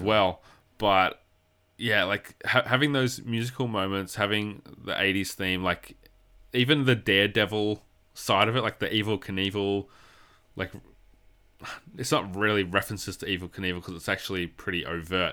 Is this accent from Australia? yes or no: yes; Australia; I'm an Australian